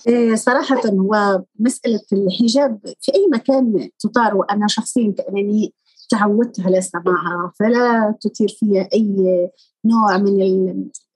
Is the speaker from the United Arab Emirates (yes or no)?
no; Morocco; moved away as an adult; now in Spain; المغرب نحن ندرس اللغة الفرنسية